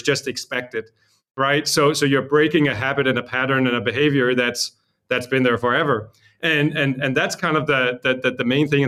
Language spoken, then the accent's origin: English; Copenhagen, Capital Region of Denmark, Denmark; also born or lived in Los Angeles; I'm from Copenhagen, Denmark.